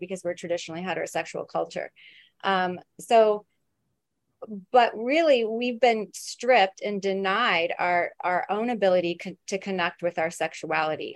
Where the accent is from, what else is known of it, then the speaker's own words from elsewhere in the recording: Midwest, United States; now in New York City, United States; I grew up in the Midwest where it was very conservative